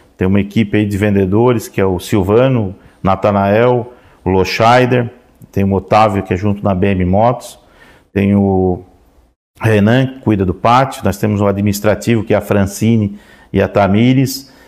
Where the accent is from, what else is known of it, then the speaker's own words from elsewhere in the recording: Orleans, Santa Catarina, Brazil; eu nasci na Serraria, que é o interior, dá uns 7 quilômetros aqui de, de Orleans